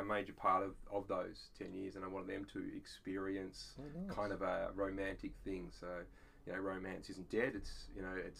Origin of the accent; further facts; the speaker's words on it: Australia; We're Aussie blokes, we're dads